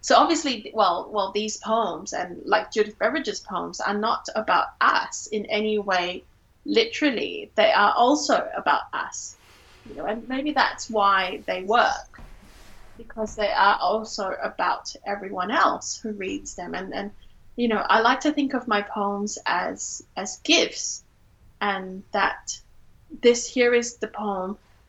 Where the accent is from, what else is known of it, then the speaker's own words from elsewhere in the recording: Singapore; now in Australia; growing up in Singapore, I was part of the dominant cultural group of Singaporean Chinese people.